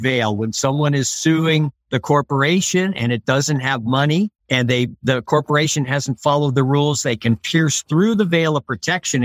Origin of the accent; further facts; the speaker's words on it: San Francisco Bay Area, California, United States; moved away as an adult; also born or lived in Washington, D.C.; now in Reno, United States; I grew up in the San Francisco Bay Area and went to Berkeley